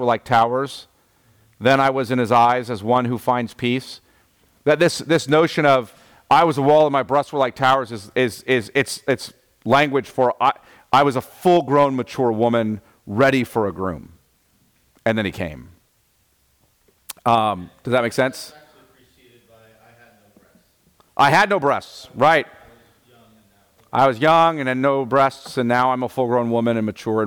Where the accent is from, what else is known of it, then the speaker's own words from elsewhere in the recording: United States; as an American